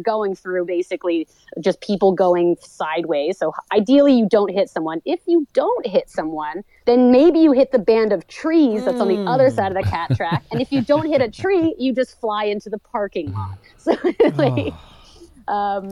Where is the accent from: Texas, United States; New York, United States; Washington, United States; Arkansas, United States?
New York, United States; moved away as an adult; now in Canada; I grew up in New York State